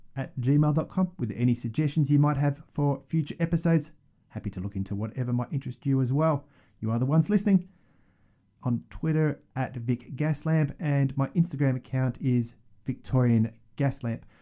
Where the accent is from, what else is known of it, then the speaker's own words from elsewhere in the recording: Australia; I'm from Australia.